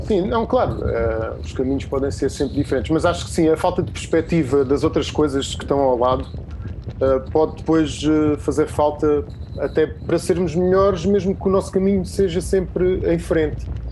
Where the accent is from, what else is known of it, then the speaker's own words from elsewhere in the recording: Setúbal, Portugal; also born or lived in Lisbon; Estou aqui na minha terra, ah, na minha casa, na Setúbal é sempre a minha casa